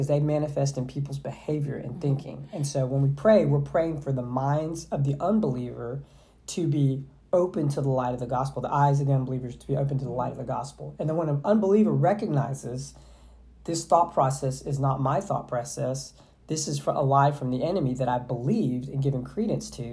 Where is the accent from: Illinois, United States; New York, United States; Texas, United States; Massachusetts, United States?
Texas, United States; Southeast; I grew up in Southeast Texas